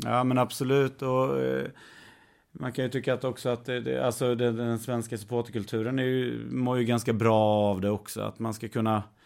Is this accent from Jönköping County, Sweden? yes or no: yes; Värnamo, Jönköping County, Sweden; moved away; född och uppväxten i Värnamo